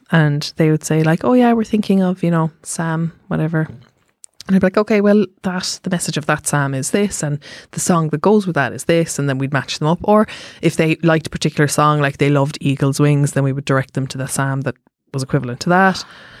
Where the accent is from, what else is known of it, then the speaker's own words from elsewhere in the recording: Cork, Munster, Ireland; Because I'm from Cork.